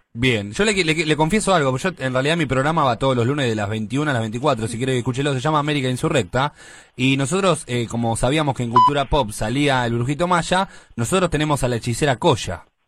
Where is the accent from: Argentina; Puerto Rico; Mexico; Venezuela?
Argentina; Buenos Aires; yo soy de Mataderos.